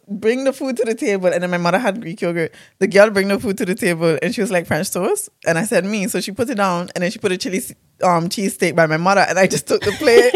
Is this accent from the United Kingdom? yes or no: no; Saba, Caribbean Netherlands; I'm from Saba.